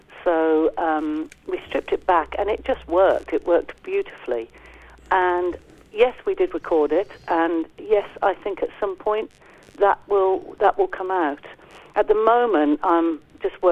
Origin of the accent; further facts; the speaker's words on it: Kidderminster, West Midlands, United Kingdom; We grew up in Kidderminster in the Midlands together